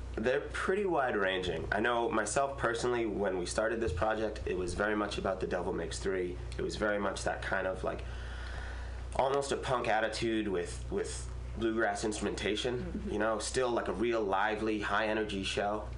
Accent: Massachusetts, United States; now in California, United States; I'm from Massachusetts.

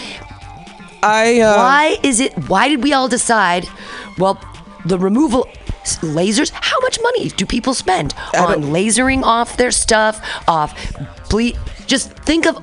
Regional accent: Danville, California, United States; I grew up in Danville amongst all the rich white people

